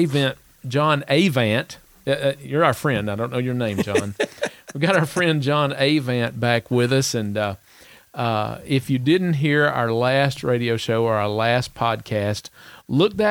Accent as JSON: {"language": "English", "town": "Salmon", "region": "Idaho", "country": "United States", "said": "Salmon, Idaho"}